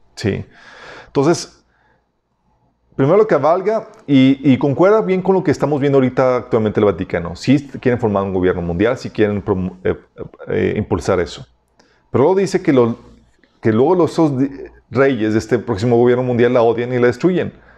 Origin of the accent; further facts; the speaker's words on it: Mexico; somos los mexicanos